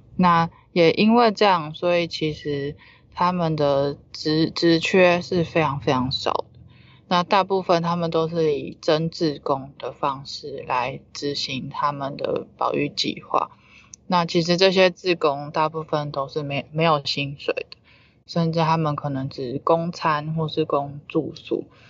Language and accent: Chinese; Taiwan; 我以身为台湾人